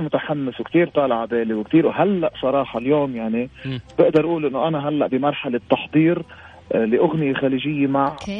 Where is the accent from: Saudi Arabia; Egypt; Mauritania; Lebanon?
Lebanon; عندنا بلبنان